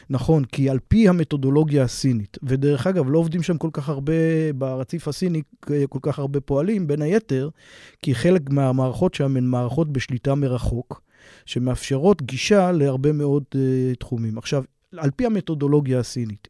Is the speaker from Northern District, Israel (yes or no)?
yes; Afikim, Northern District, Israel; moved away; אני בא מקיבוץ, אני אה, מקיבוץ אפיקים במקור